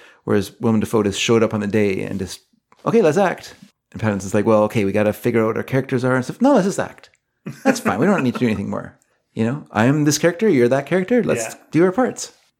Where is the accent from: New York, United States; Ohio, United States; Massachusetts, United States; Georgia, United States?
Massachusetts, United States; Boston; I'm from Boston.